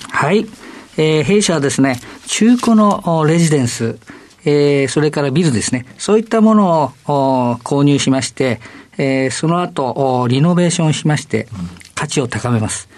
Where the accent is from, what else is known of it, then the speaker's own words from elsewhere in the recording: Tokyo, Japan; 渋谷区神宮前、えー、最寄り駅原宿駅です。